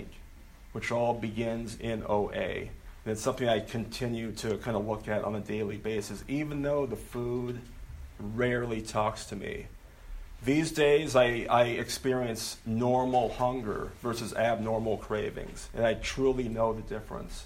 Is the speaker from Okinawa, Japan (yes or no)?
yes; Okinawa, Japan; moved away; I'm from Okinawa, Japan. That's where I was born.